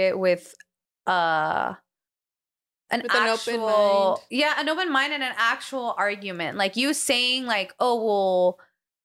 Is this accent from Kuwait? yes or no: no; United States; as American citizens